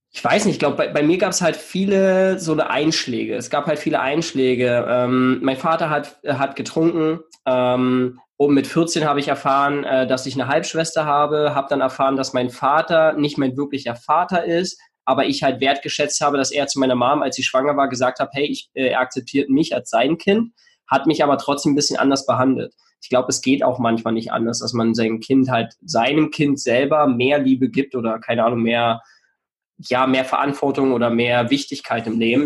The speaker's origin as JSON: {"language": "German", "area": "near Cottbus, eastern Germany", "region": "Brandenburg", "country": "Germany", "also_born_or_lived": "Switzerland (Basel, Aarau, Zürich)", "moved": "as an adult", "lives_now": "Switzerland", "said": "ich komme ursprünglich aus dem Osten von Deutschland, ähm, bin in der Nähe von Cottbus geboren"}